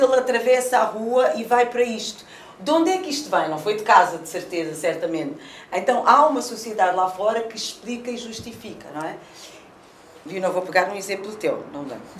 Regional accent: Amadora, Lisbon, Portugal; Eu também nasci na Cova da Moura e os meus filhos também foram eh, educados na, na, na, primeira creche na Cova da Moura

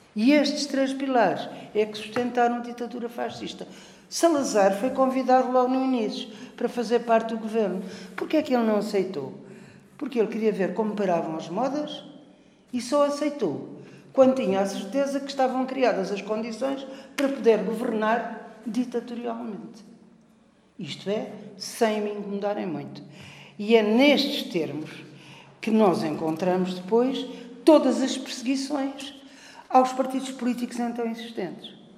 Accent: Portimão, Algarve, Portugal; eu sou Algarve de Portimão

